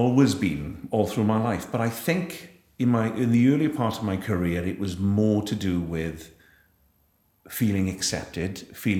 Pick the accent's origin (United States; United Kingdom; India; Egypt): United Kingdom; Wales; ended up playing tennis for Wales through the Army Cadets